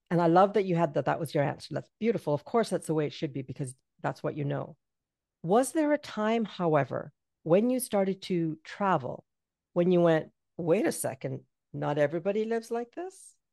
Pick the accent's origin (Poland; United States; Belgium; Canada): Canada; I'm Jamaican and I was raised in Canada.